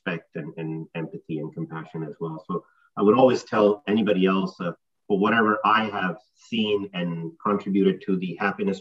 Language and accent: English; Pakistan; now in New Jersey, United States; I grew up in Pakistan in a fairly conservative family